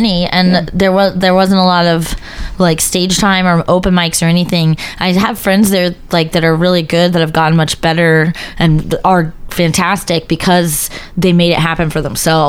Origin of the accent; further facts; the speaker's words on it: San Antonio, Texas, United States; I'm from San Antonio.